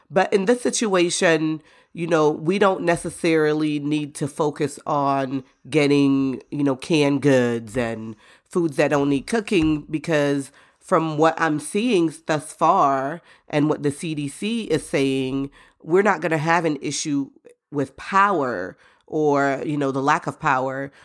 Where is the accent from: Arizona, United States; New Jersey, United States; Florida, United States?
Florida, United States; moved away; I grew up in Florida, and we're used to preparing for hurricanes